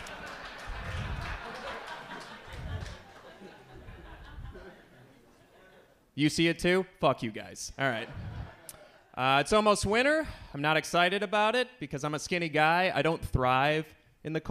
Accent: Lansing, Michigan, United States; I'm from Lansing.

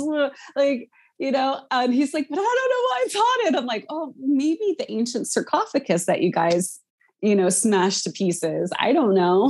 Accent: Philadelphia, Pennsylvania, United States; I'm from Philly

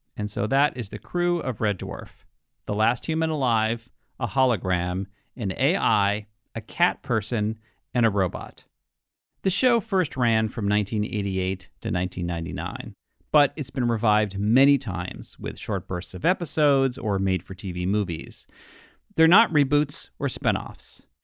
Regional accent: United States; as an American

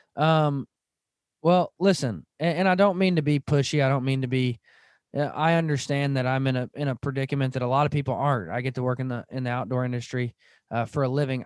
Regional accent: Van Buren, Arkansas, United States; I grew up in Northwest Arkansas. I grew up in Van Buren, Arkansas

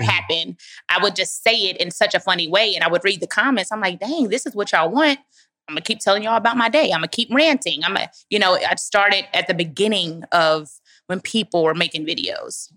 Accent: Dallas, Texas, United States; moved away as an adult; now in Atlanta, United States; I grew up with my grandmother in Dallas, Texas

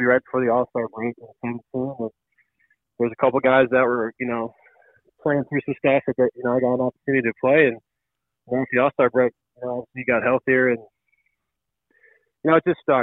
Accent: St. Louis, Missouri, United States; moved away; I'm blessed to be a St. Louisan and, you know, be able to play for my hometown team

